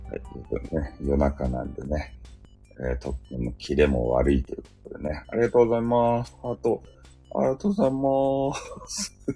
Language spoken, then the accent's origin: Japanese; Fukuoka, Japan; accent: Hakata dialect; 俺のさ、博多弁